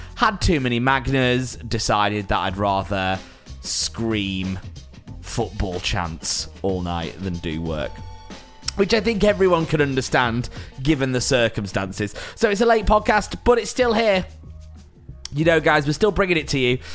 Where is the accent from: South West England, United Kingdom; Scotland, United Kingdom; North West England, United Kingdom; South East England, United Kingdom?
North West England, United Kingdom; Preston; now in London, United Kingdom; as a Preston lad